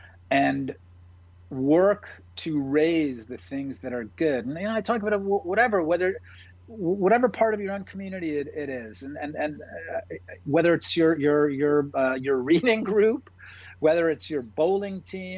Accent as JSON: {"language": "English", "town": "New York City", "region": "New York", "country": "United States", "tie": "born or raised there", "said": "I lived in New York. I'm from New York. Like Mayor Giuliani, I'm a native New Yorker. I was there on 9/11."}